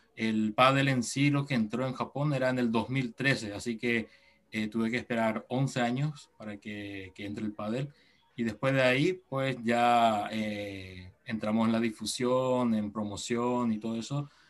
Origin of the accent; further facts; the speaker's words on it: Encarnación, Itapúa, Paraguay; accent: sudamericano; moved away as an adult; now in Japan; yo tengo sangre japonesa, mis padres son ambos japoneses, pero yo nací en Paraguay, en Encarnación. Eh, ahí sí, este, nací, crecí allí